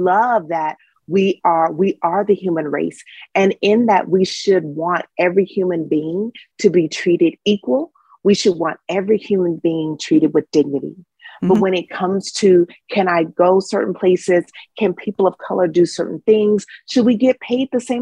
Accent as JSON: {"language": "English", "town": "Dallas", "region": "Texas", "country": "United States", "said": "I'm from Dallas, Texas"}